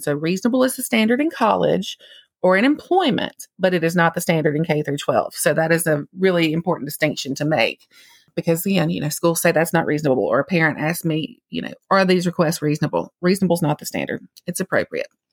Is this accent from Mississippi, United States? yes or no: yes; Mississippi, United States; accent: Mississippi; I'm only licensed to practice in the state of Mississippi, if you couldn't tell from my accent